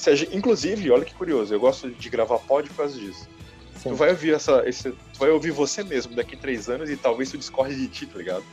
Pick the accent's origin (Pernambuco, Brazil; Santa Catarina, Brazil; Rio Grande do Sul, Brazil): Santa Catarina, Brazil; Itajaí; eu sou também de Itajaí